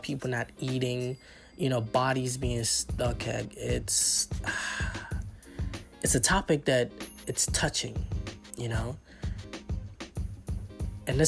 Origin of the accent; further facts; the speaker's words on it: Nassau, Bahamas; moved away; I'm from the Bahamas. And, like, because I lived in the capital, which is Nassau